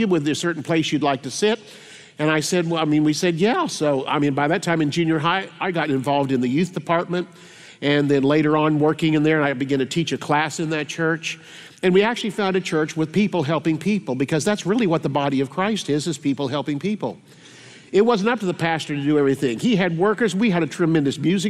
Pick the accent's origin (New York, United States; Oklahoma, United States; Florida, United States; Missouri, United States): Oklahoma, United States; Tulsa; also born or lived in Kiefer, Oklahoma / Independence, Kansas / Sapulpa, Oklahoma; I'm from Tulsa, Oklahoma